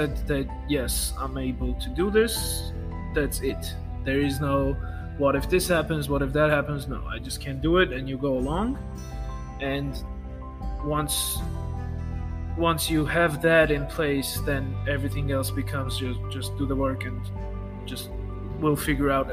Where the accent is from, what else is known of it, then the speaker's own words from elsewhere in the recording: Armenia; first language Armenian; English is a second language; I'm from Armenia, for those of you who don't know. We have, you know, first language is Armenian, second is Russian, third is English